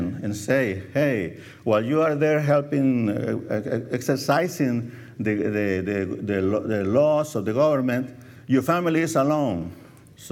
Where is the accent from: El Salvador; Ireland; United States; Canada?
El Salvador; moved away; I was born in El Salvador, Central America.